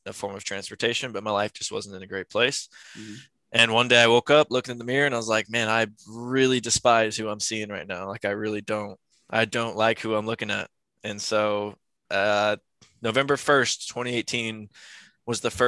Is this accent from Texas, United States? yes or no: yes; San Antonio, Texas, United States; I was born in San Antonio. I was born 15 minutes down the road from here. Lived throughout my life.